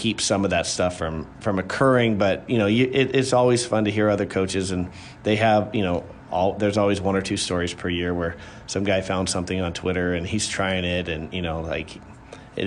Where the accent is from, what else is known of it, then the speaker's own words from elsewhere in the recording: California, United States; moved away as an adult; now in Illinois, United States; I grew up in California